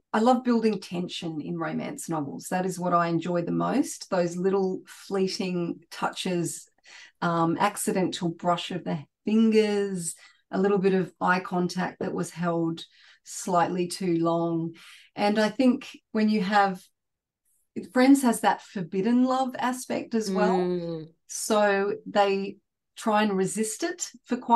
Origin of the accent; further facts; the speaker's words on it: Sydney, New South Wales, Australia; I was born and raised in Sydney